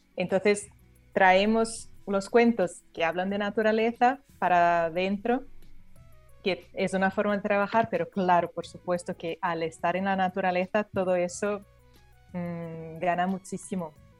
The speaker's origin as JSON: {"language": "Spanish", "country": "Brazil", "moved": "yes", "said": "yo soy brasileña"}